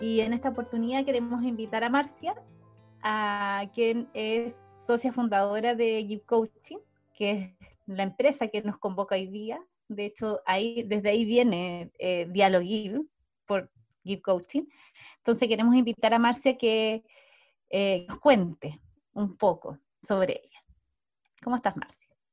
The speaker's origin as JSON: {"language": "Spanish", "town": "Osorno", "region": "Los Lagos", "country": "Chile", "moved": "yes", "lives_now": "Santiago, Chile", "said": "también soy de provincia, soy de Osorno, del, del sur de Chile, y actualmente vivo en Santiago."}